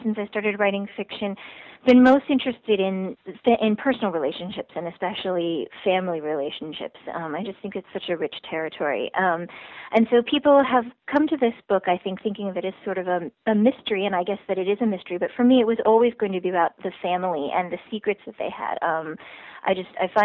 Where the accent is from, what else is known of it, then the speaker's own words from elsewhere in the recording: Shaker Heights, Ohio, United States; Shaker Heights, my hometown